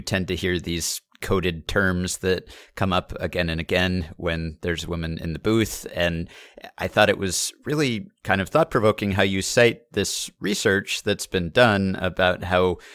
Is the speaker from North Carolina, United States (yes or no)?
no; New York, United States; I grew up in New York